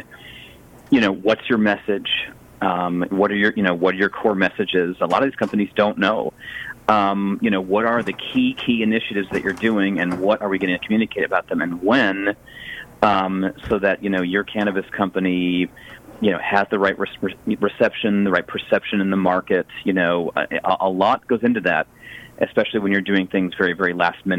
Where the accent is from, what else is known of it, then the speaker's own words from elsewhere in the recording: Chicago, Illinois, United States; moved away; I grew up in Chicago